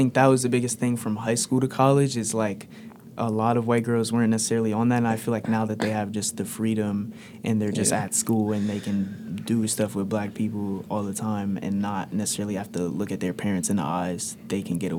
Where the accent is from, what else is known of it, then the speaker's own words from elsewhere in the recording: New Jersey, United States; moved away as an adult; now in Athens, Ohio, United States; growing up in New Jersey, we just had, like, a diverse population.